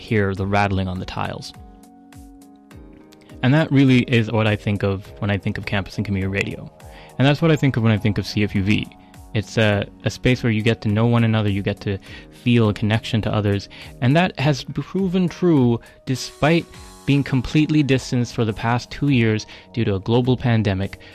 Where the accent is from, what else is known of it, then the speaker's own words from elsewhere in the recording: Abbotsford, British Columbia, Canada; now in Victoria, Canada; my hometown of Abbotsford, BC